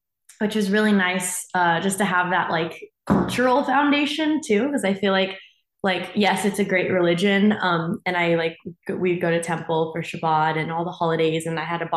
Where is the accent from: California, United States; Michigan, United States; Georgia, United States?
California, United States; Monterey; now in Los Angeles, United States; I grew up in a really small Jewish community, like in Monterey, where I'm from